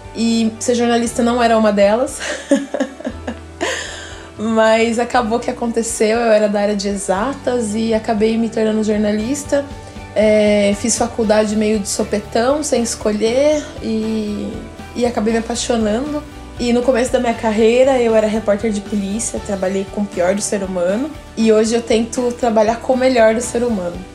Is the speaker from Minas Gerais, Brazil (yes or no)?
no; Cerquilho, São Paulo, Brazil; also born or lived in Paraná; eu sou uma paranaense que saí do Paraná ainda bebê, no... com uma mudança da minha família para o interior do estado de São Paulo, para Cerquilho